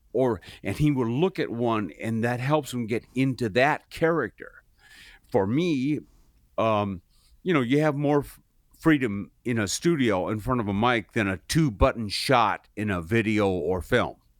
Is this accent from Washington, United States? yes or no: yes; Seattle, Washington, United States; moved away; I grew up in Seattle